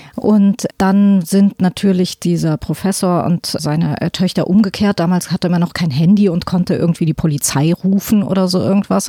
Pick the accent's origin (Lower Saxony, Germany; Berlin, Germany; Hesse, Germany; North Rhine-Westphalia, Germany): Hesse, Germany; aus Hessen, wo ich her bin